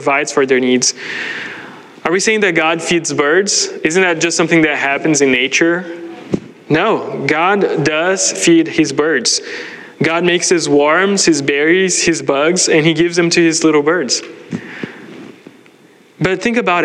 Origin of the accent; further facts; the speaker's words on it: Brazil; moved away as an adult; I grew up in Brazil